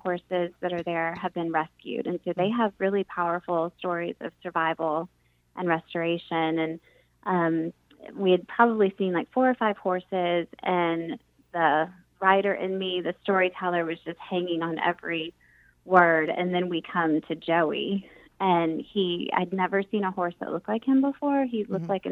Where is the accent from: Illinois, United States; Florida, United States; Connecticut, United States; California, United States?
Florida, United States; St. Petersburg; moved away as an adult; now in Raleigh, United States; growing up in St. Petersburg, Florida